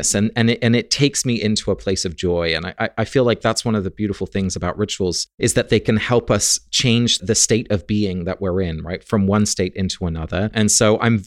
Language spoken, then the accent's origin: English; England, United Kingdom; I grew up in England, and I was a little gay boy